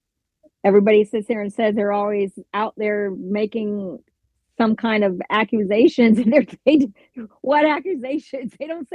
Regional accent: Tampa, Florida, United States; born or raised there

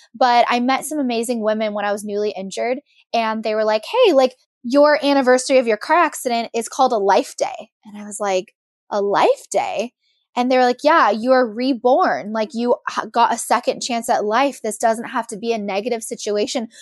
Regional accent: Monterey, California, United States; I'm from Monterey

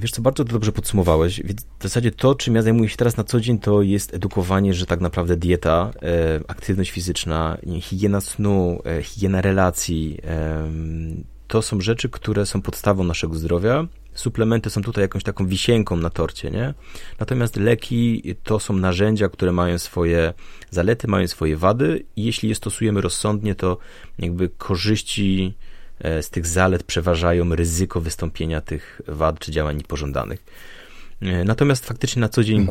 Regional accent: Silesian Voivodeship, Poland; ja pochodzę ze Śląska

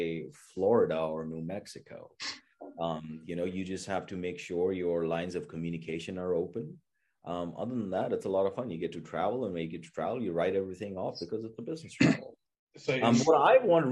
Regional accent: New Delhi, Delhi, India; moved away as an adult; also born or lived in Wisconsin; now in California, United States; I grew up in New Delhi, India.

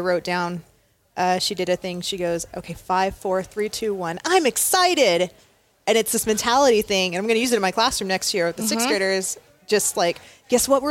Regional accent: Visalia, California, United States; I'm from the Valley

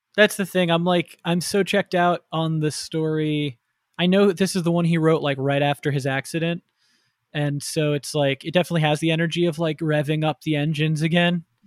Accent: Florida, United States; young Jew growing up in Florida

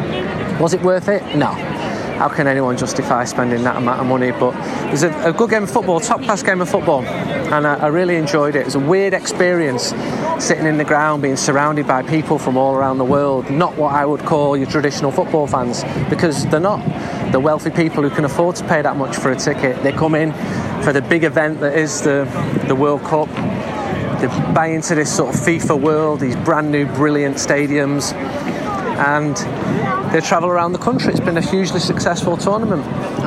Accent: Manchester, North West England, United Kingdom; I'm English. I'm from Manchester, which is in England.

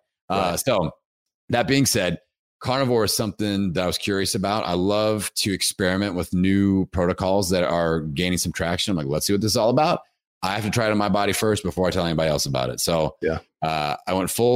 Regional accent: Bloomington, Indiana, United States; my hometown, Bloomington, Indiana

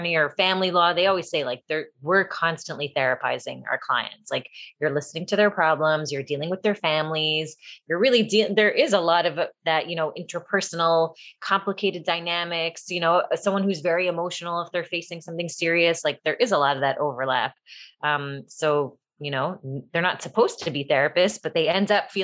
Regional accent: Toronto, Ontario, Canada; moved away as an adult; also born or lived in Buffalo, New York / Queens, New York; now in Five Towns, United States; I lived there until I was 5, and then I moved to Canada, and I was raised in Toronto

